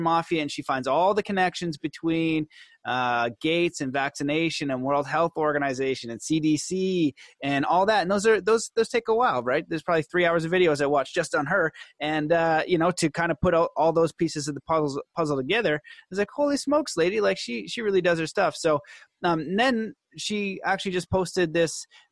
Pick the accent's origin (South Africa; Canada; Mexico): Canada; I'm Canadian